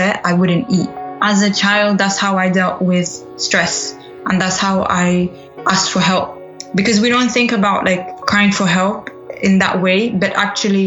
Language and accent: English; England, United Kingdom; also born or lived in Sudan; I was born in Sudan and raised in England